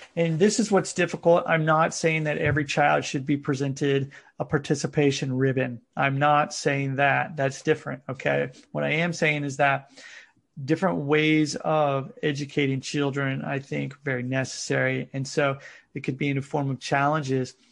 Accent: United States; now in Japan; I'm originally from the United States

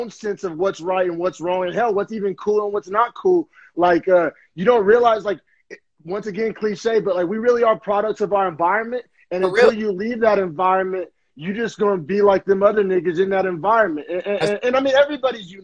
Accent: Oklahoma, United States; moved away as an adult; now in San Jose, United States; We're both originally from Oklahoma, and we both left Oklahoma

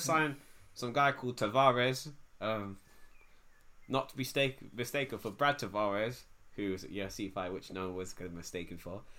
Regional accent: England, United Kingdom; I'm English.

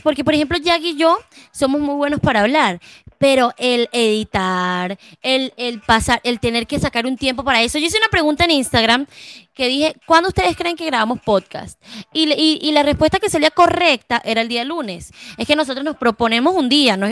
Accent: Venezuela; now in Bucaramanga, Colombia

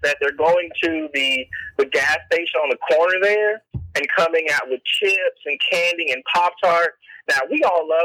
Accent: Evansville, Indiana, United States; I'm from Evansville, Indiana.

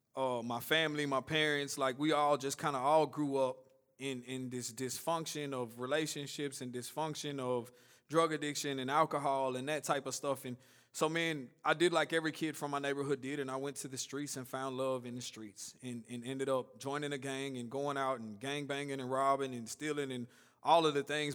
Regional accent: Nashville, Tennessee, United States; I grew up here in Woodbine, and just a short version of my story, I grew up in, out here in South Nashville

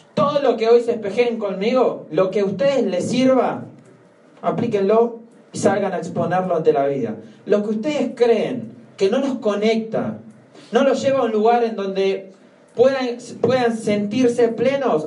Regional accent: Argentina; En Argentina decimos

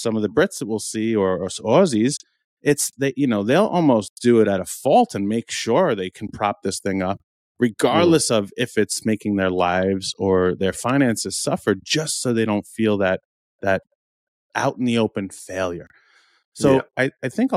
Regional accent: New York, United States; We were both born and raised in New York

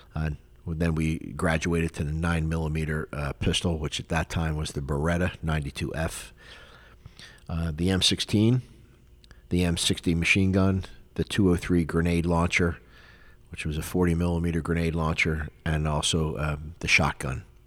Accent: Philadelphia, Pennsylvania, United States; moved away as an adult; also born or lived in West Palm Beach, Florida; now in South Florida, United States; I grew up in Philadelphia, Pennsylvania for 19 years. I was born and raised there

